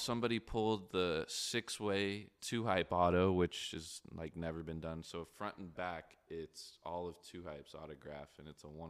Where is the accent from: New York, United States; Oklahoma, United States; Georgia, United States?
Oklahoma, United States; Tulsa; also born or lived in Wichita; But like, yeah, coming out of Wichita, I grew up in Tulsa too. I've just moved around a lot when I was younger.